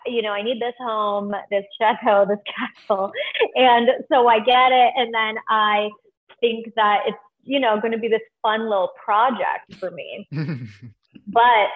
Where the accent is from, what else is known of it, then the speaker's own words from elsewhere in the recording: Canada; now in Los Angeles, United States; I'm Canadian